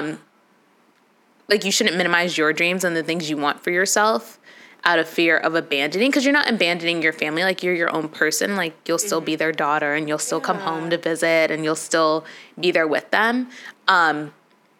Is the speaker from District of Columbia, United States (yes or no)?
no; Chicago, Illinois, United States; I'm from Chicago